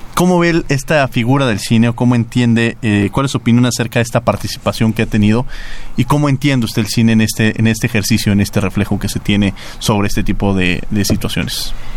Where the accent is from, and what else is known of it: Mexico